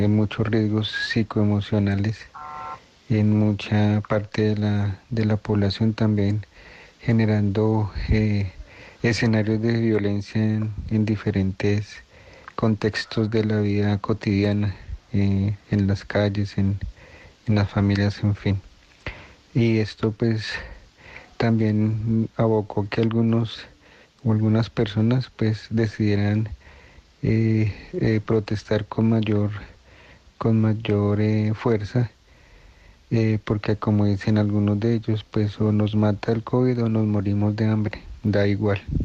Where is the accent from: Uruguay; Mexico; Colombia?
Colombia; estamos eh, viviendo como pueblo colombiano